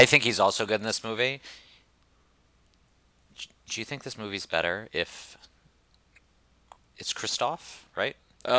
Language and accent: English; Houston, Texas, United States; we're both from Houston.